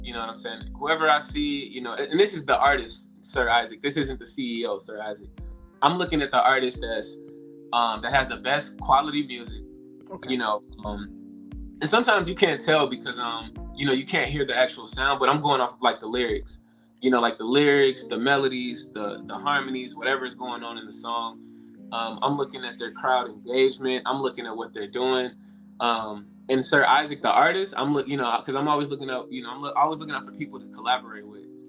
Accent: Chicago, Illinois, United States; moved away as an adult; now in Los Angeles, United States; I'm from Chicago, Illinois. Um, I just came out to LA about like two and a half years ago

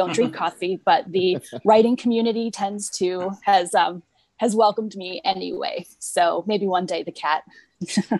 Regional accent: Chicago, Illinois, United States; moved away as an adult; now in Oklahoma, United States; I am originally from the Chicagoland area

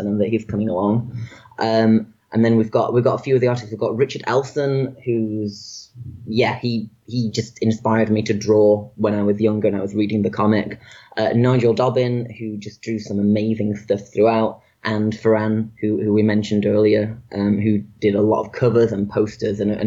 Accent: Manchester, North West England, United Kingdom; my hometown of Manchester in the UK

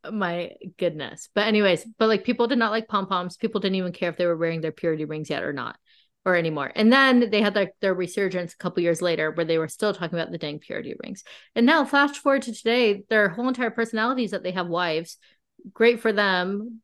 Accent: La Quinta, California, United States; I'm from La Quinta, California

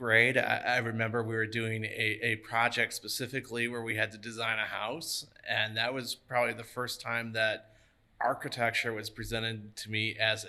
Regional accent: Lakewood, Ohio, United States; moved away as an adult; also born or lived in Cincinnati, Ohio / Cleveland, Ohio; now in Grand Island, United States; So I'm originally from Ohio. I actually, little ways from here. I actually grew up right outside of Cleveland, a little town called Lakewood, which is the first town to the west of Cleveland.

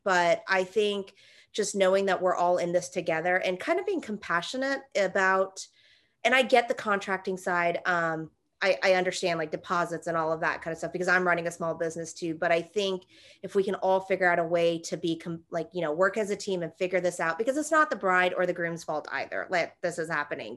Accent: Atlanta, Georgia, United States; I wasn't born here, but I was raised here. I went to Georgia State in Atlanta, so I'm from Atlanta

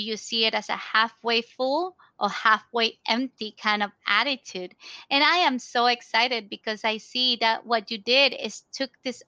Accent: Ecuador; also born or lived in Tampa Bay, United States; now in United States; we are both originally from Ecuador

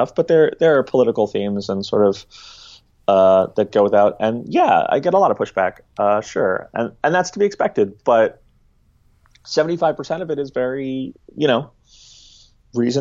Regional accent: New York City, New York, United States; I grew up in New York City, raised by two leftist screenwriters

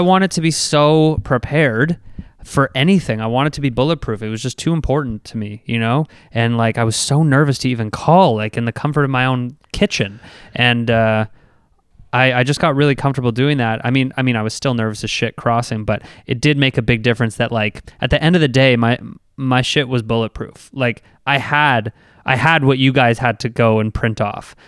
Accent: Canada; what it meant to work in the U S as a Canadian

